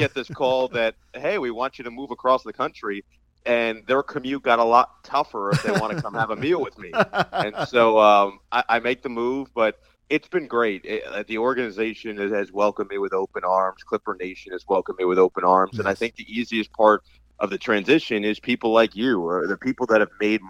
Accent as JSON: {"language": "English", "region": "New Jersey", "country": "United States", "tie": "born or raised there", "moved": "as an adult", "lives_now": "Los Angeles, United States", "said": "I'm from New Jersey. I grew up in the on the East Coast my entire 22 years up to that point, and so I was just an East Coast guy."}